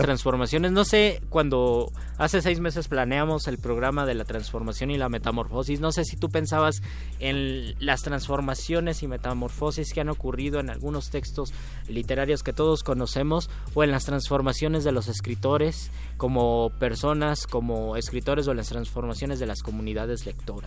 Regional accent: Mexico

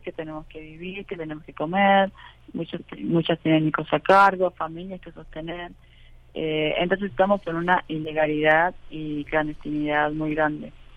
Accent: Argentina; now in Mexico; argentinas, que es donde vengo

